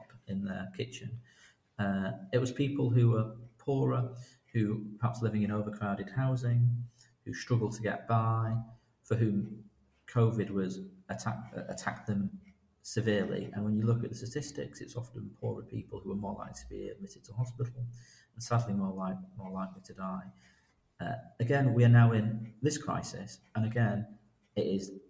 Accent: Salford, North West England, United Kingdom; moved away as an adult; also born or lived in Leicester; I grew up in Manchester, in Salford.

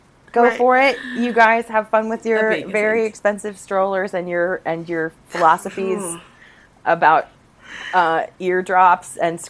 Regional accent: Virginia, United States; I grew up in a in Virginia

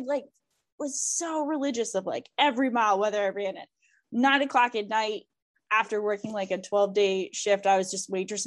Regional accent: Vermont, United States; I'm from Vermont. We have these ski academies

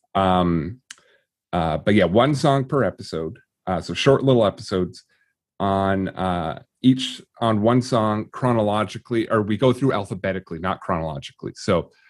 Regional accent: Vancouver, British Columbia, Canada; as a Vancouverite, I sound probably the same

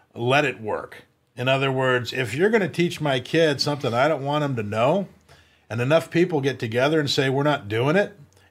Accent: California, United States; I was born in California. We grew up in California.

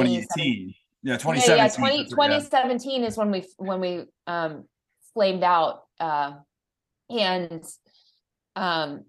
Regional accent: United States; I'm American

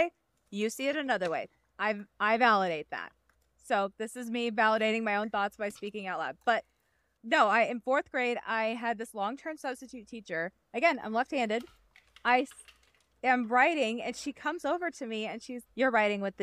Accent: Midwest, United States; I grew up in the Midwest

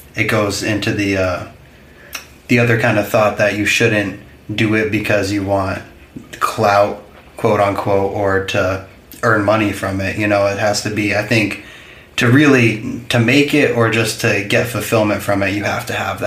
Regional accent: Northfield, Vermont, United States; I'm from Northfield

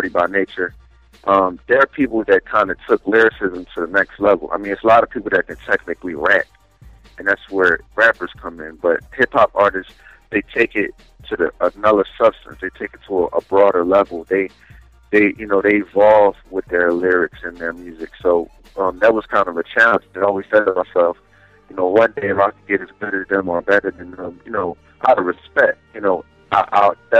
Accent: Philadelphia, Pennsylvania, United States; I'm from West Philly. Born and raised

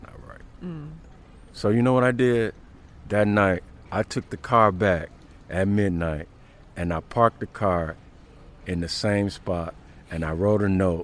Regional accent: University Park, Illinois, United States; also born or lived in Chicago; I grew up near University Park, the south suburbs of Chicago

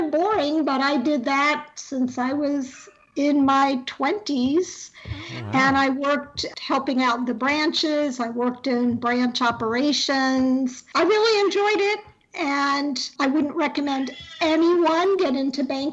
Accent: Orlando, Florida, United States; moved away as an adult; also born or lived in Long Island, New York / Suffolk County, New York / Atlanta, Georgia; now in Beltsville, United States; when I was 10, we moved to Orlando

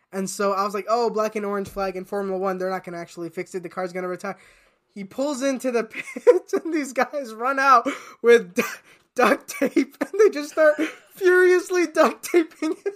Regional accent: United States; I, as an American

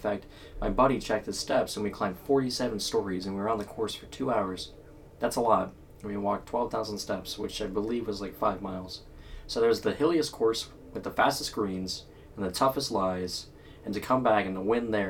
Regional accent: United States; we're from America.

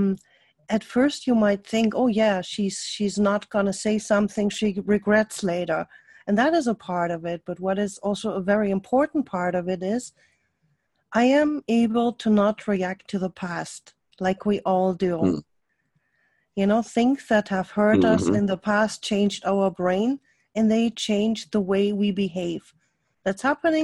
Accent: Germany; accent: German; English is a second language; now in United States; my accent is a German accent. I lived most of my life in Germany

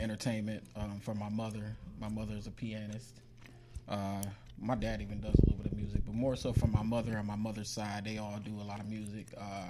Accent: Youngstown, Ohio, United States; also born or lived in Lorain, Ohio; I was born in Lorraine. I moved to Youngstown when I was 10.

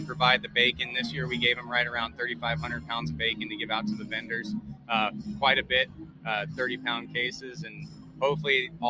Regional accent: Idaho, United States; moved away as an adult; now in Iowa, United States; Yep, born and raised in Idaho.

